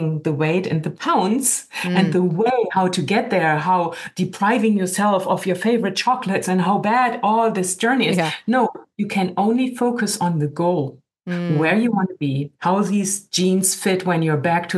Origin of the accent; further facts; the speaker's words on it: Germany; now in California, United States; I'm originally from Germany